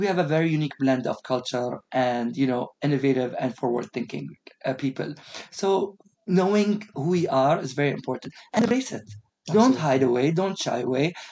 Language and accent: English; United Arab Emirates; also born or lived in Australia; growing up in an Emirati household